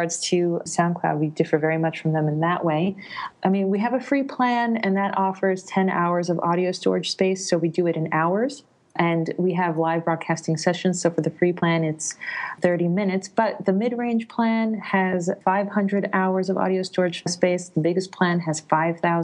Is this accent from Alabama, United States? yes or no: no; New York, United States; moved away as an adult; also born or lived in Italy; now in Berlin, Germany; I'm originally from New York, but I wanted to do grad work in Italy, and then I'm Italian